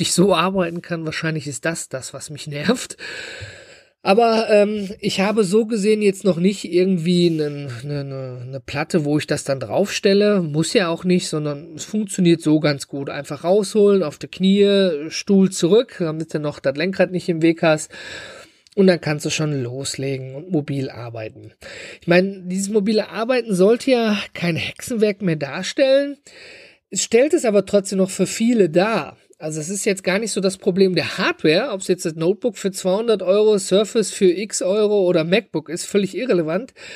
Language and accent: German; Germany; hier bei uns in Deutschland